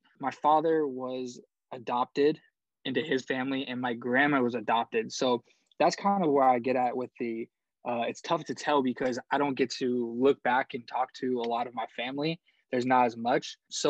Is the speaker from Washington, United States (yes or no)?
yes; Seattle, Washington, United States; I was born in Seattle. I was raised in West Seattle. So I really grew up around the city a lot. I went to school in Federal Way, which is just outside of Seattle.